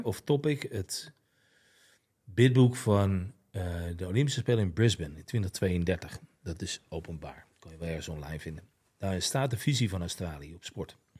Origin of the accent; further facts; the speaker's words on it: Netherlands; je eigen land